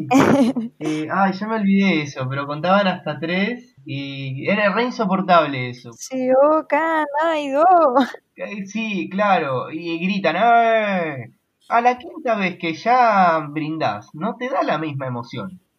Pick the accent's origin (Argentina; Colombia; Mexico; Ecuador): Argentina